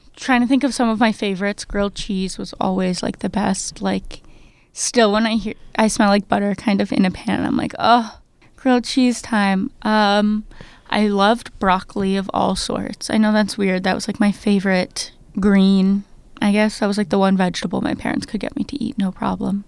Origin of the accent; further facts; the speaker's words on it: New Jersey, United States; I grew up in New Jersey